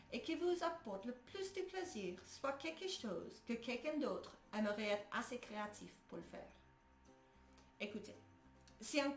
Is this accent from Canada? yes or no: no; United States; French is a second language; moved away as an adult; now in Belgium; Je suis américaine. Je sais, c'est étonnant, hein? mais j'ai émigré en Belgique en 2010